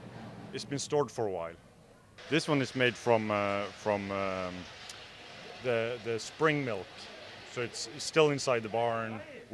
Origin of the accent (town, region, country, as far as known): Norway; born or raised there; English is a second language